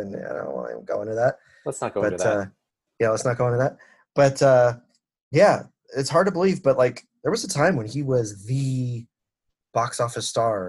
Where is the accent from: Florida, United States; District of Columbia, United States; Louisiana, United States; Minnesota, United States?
Florida, United States; Miami; Miami, my hometown